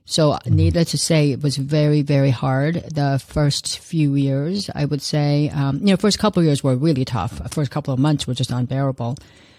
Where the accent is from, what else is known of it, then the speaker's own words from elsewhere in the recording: South Korea; also born or lived in Los Angeles; now in United States; It's a long story, but I immigrated here from South Korea back in 1971, and then from there to Los Angeles. I lived there for most of my life, and I still live there part of the time.